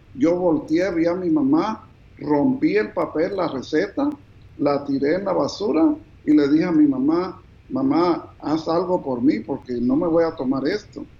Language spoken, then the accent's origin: Spanish; New Jersey, United States; also born or lived in Bogotá, Colombia / Cartagena, Colombia; a la edad de cinco años, mis papás se mudaron a Estados Unidos, al estado de New Jersey